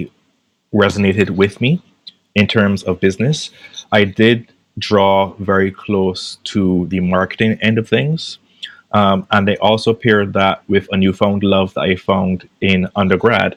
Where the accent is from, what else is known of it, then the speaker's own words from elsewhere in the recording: Barbados; moved away as an adult; also born or lived in Trinidad; born and raised in Barbados. I did spend some time in Trinidad, about 6 years